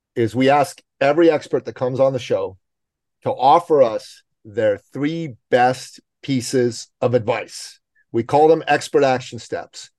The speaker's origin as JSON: {"language": "English", "country": "Iran", "moved": "yes", "lives_now": "Canada", "said": "I'm from the Middle East. I'm from Iran"}